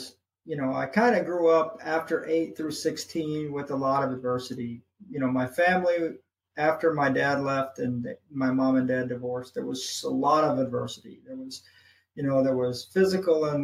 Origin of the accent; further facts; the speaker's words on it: St. Louis, Missouri, United States; moved away; also born or lived in Hawaii; St. Louis, Missouri is my hometown. I grew up there